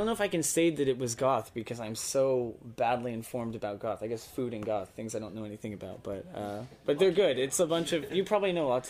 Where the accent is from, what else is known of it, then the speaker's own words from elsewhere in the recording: Texas, United States; I'm Texan.